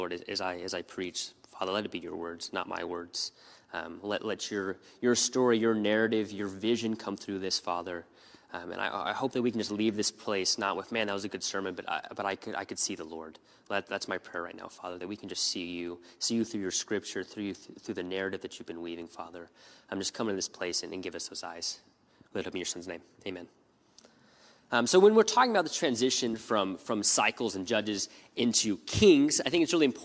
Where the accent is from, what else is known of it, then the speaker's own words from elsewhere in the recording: United States; being American